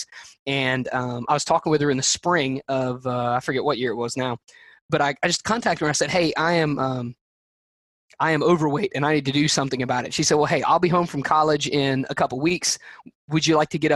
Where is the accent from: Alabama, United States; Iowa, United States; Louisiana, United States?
Alabama, United States; I'm from Alabama